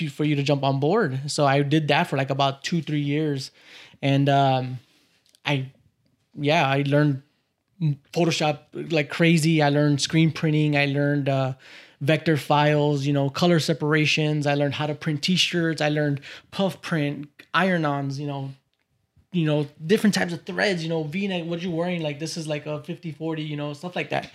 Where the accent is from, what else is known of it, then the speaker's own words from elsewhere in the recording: Cicero, Illinois, United States; also born or lived in Little Village, Chicago; now in Oak Park, United States; I grew up in the, uh, Chicagoland area in this little place called Little Village.